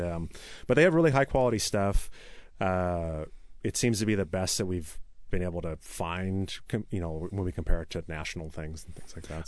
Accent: Issaquah, Washington, United States; also born or lived in Tacoma / Seattle / Renton; I grew up in Issaquah. I was born in Tacoma, but moved up there, early, moved up to the Issaquah area early in life.

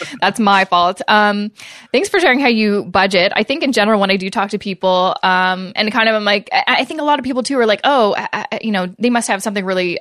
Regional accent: Vancouver, British Columbia, Canada; moved away; I will be in Vancouver, obviously, for uh, you know that's where I'm from. It's where my hometown is

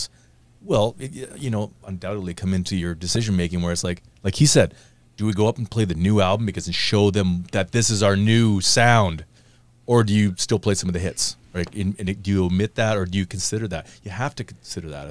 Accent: Canada

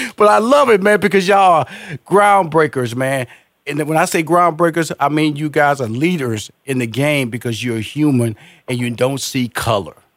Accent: Houston, Texas, United States; I'm from Houston, Texas, Fifth Ward

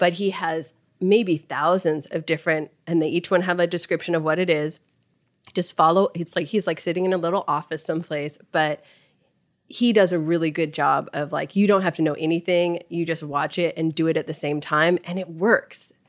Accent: Los Angeles, California, United States; I grew up here in Los Angeles

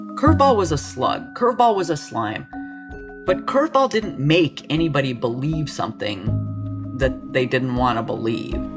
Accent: Los Alamos, New Mexico, United States; I was born in Los Alamos

